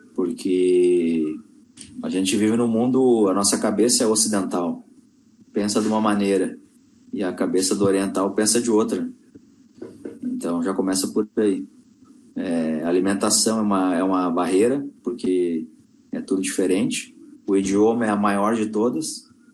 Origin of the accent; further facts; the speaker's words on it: Porto Alegre, Rio Grande do Sul, Brazil; moved away as an adult; also born or lived in Manaus / China; eu sou natural de Porto Alegre